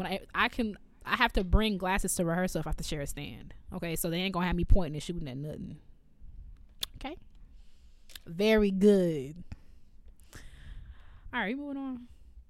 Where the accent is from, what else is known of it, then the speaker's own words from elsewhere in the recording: Evanston, Illinois, United States; I'm from Evanston, which sits on the border of Chicago.